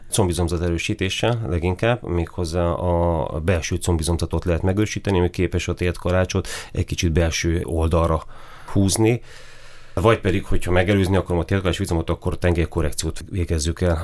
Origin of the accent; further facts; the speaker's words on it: Miskolc, Borsod-Abaúj-Zemplén, Hungary; also born or lived in Kisvárda area, Szabolcs-Szatmár-Bereg / Budapest; én 1975-ben születtem Kisvárdán. Ott nagyon-nagyon kevés időt töltöttünk, tehát maximum egy évet, és nem is Kisvárda, a Kisvárda melletti faluban. Utána költözött a család Miskolcra, én azóta itt élek